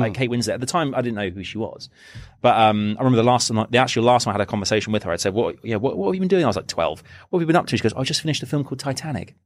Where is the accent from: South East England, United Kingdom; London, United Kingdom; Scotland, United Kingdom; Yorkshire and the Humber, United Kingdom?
South East England, United Kingdom; Reading; moved away; Reading is like, it's my hometown